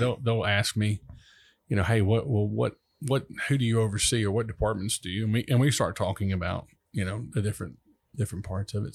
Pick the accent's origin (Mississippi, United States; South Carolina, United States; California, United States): Mississippi, United States; Long Beach; also born or lived in Pass Christian, Mississippi; I'm from, originally from Long Beach, Mississippi